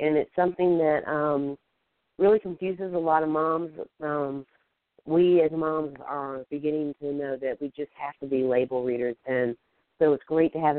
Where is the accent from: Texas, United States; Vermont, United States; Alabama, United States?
Alabama, United States; I'm from Alabama. English is my second language